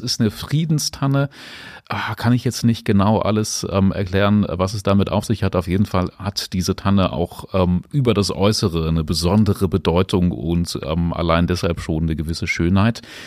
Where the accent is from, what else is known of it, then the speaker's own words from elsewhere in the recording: Salzgitter, Lower Saxony, Germany; ich komme aus Steterburg